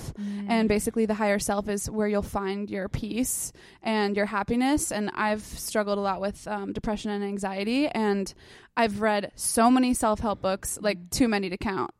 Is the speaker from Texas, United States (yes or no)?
no; South Shore, Massachusetts, United States; moved away as an adult; now in Los Angeles, United States; South Shore, Massachusetts, but nobody knows the town I'm from, so I just call it Boston